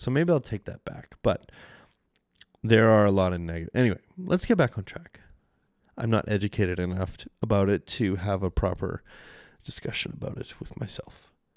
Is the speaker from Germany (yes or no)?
no; Canada; accent: Canadian; my poor Canadian accent